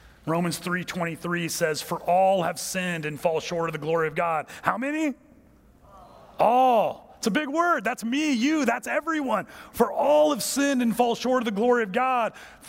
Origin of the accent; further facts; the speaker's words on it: United States; I'm from America.